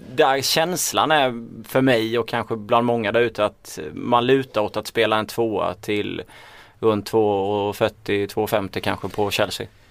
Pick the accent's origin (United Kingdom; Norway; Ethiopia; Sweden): Sweden; Småland; accent: Småland; min småländska stämma